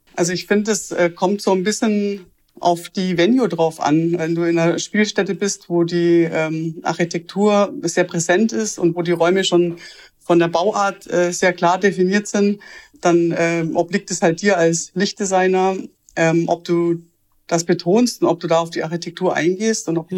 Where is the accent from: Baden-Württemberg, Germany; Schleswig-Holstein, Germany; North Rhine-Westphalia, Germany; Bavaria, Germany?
Bavaria, Germany; Augsburg; ich komme aus einer Kleinstadt, aus Augsburg